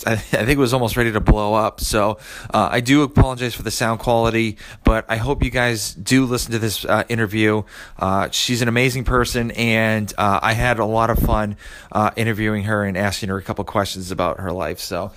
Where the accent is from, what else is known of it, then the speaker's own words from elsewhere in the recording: Massachusetts, United States; moved away as an adult; now in Georgia, United States; Yeah, I'm actually a transplant from Georgia. So I'm originally from Massachusetts and we moved down here.